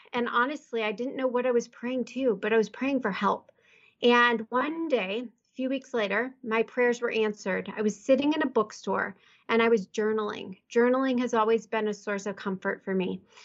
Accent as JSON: {"language": "English", "region": "Midwest", "country": "United States", "moved": "as an adult", "said": "I'm from the Midwest."}